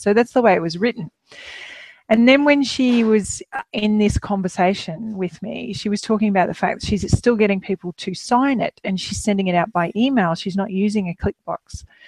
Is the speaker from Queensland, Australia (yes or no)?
yes; Queensland, Australia; moved away as an adult; also born or lived in Melbourne; we're Queenslanders originally, but uh, we were in Melbourne for almost 10 years